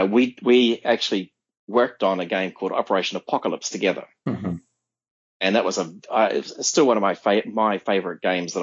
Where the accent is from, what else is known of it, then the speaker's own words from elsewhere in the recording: Sydney, New South Wales, Australia; now in United States; this is an Australian group. And where are you from? Oh, you're from Sydney. And one of the guys here, he lived in the same suburb as I did.